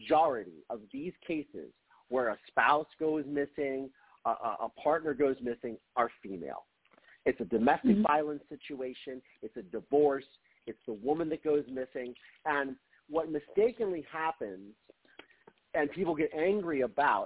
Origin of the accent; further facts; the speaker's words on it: Ohio, United States; moved away as an adult; also born or lived in Mansfield, Ohio; now in Los Angeles, United States; growing up in Ohio, it's a small state